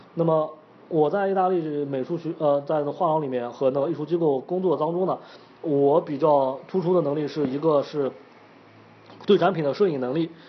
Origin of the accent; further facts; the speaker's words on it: China; now in Italy; 借助我们中国人